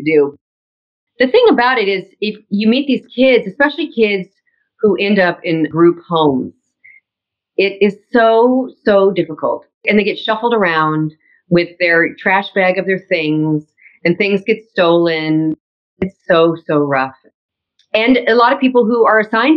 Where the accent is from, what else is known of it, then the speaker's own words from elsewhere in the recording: Orange County, California, United States; I'm from Orange County where Disneyland is from